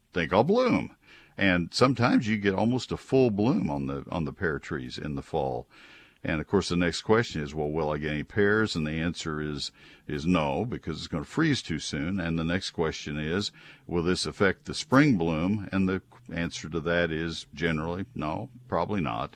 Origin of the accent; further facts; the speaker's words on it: College Station, Texas, United States; moved away as an adult; now in near Dallas, United States; I grew up in College Station and I grew up with water oaks all around me